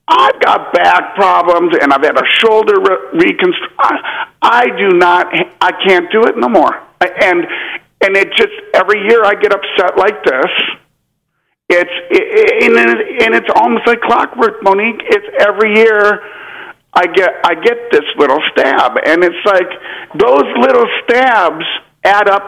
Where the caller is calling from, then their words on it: Austin, Texas, United States; I'm calling from Austin, Texas.